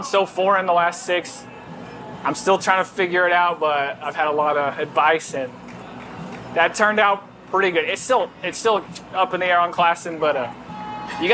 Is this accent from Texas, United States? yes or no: no; Norman, Oklahoma, United States; growing up in Norman, Oklahoma, right down the road.